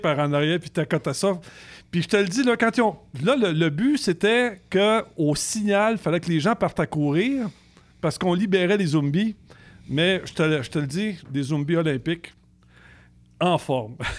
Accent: Canada; on est chauffeur de camion, on est Canadien

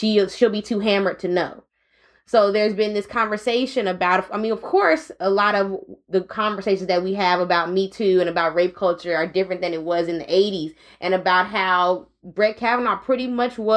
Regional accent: the Bay Area, California, United States; I'm from the Bay

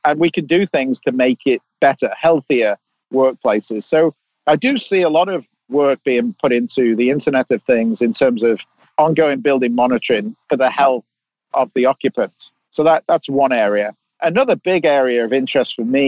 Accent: England, United Kingdom; now in California, United States; I live in California, but I, you know, I'm English and I've worked all over the world.

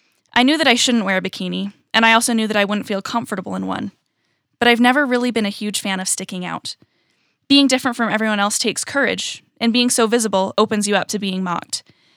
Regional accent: California, United States; also born or lived in Utah / Virginia; I was born in Utah, but I was raised in California and in Virginia, and currently I'm a freshman at college.

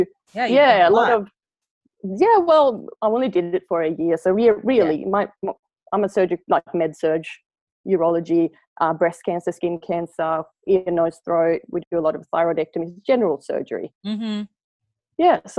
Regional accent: Sweden; accent: Swedish Australian mixture; now in Australia; And then obviously now I have a weird Swedish Australian mixture, and people ask me if I'm South African all the time.

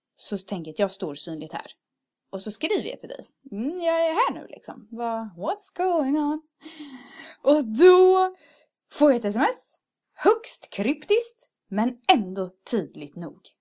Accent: Örebro, Örebro County, Sweden; moved away as an adult; now in Karlstad, Sweden; kommer fira det hemma i Örebro

